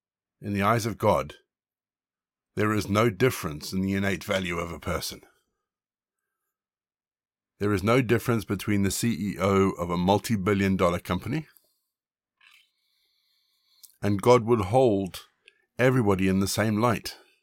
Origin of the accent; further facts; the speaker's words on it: Zimbabwe; also born or lived in South Africa; Like so many people growing up in Zimbabwe and South Africa, we had servants.